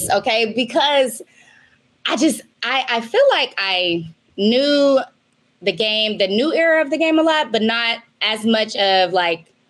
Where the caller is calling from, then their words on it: Maui, Hawaii, United States; I am calling you from Maui, Hawaii.